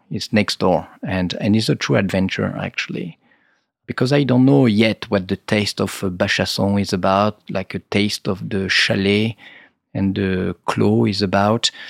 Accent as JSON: {"language": "English", "area": "Rhône Valley", "region": "Auvergne-Rhône-Alpes", "country": "France", "said": "I'm from the Rhône Valley."}